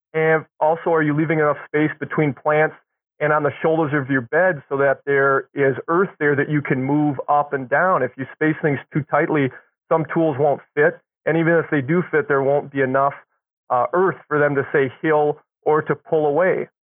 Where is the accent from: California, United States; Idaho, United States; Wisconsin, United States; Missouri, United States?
Wisconsin, United States; Milwaukee; I grew up in Milwaukee